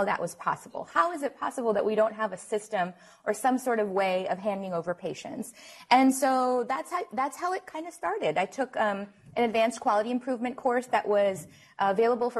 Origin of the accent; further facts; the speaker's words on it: New Orleans, Louisiana, United States; now in Houston, United States; I am from Houston, originally from New Orleans